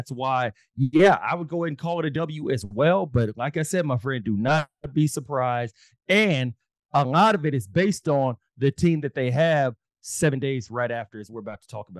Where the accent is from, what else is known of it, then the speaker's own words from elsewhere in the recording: Texas, United States; I'm from Texas.